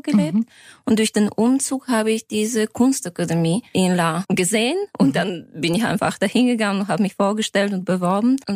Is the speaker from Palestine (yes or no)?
no; Sofia, Sofia City, Bulgaria; Genau, ich komme aus Sofia. Es hat sich ja, ich habe ein deutsches Gymnasium äh, besucht in Bulgarien